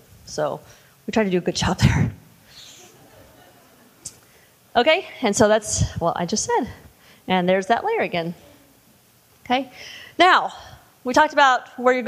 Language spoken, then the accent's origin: English; Indiana, United States; I grew up in I'm from Indiana